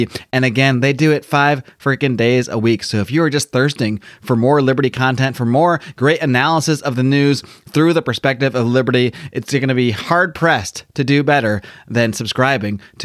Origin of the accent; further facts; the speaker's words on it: East Coast, United States; moved away; I'm from the East Coast